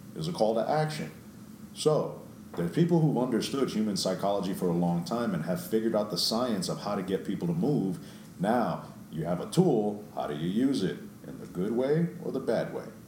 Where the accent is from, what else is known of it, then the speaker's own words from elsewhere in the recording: New York City, New York, United States; I grew up in New York